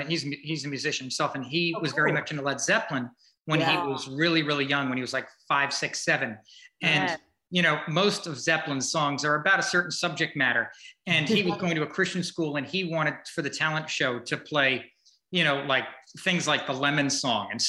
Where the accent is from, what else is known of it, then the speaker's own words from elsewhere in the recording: Woodstock, New York, United States; I grew up in Woodstock, New York, the Woodstock